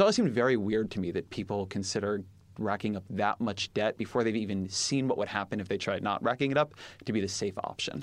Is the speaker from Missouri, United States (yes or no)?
no; Irvine, California, United States; I'm from Irvine